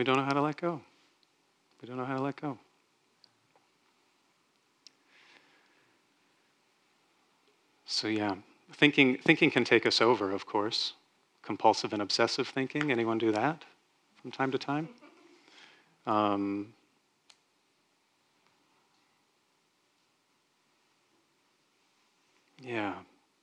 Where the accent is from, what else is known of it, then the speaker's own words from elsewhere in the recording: Texas, United States; I grew up in Texas where that was a thing that people did.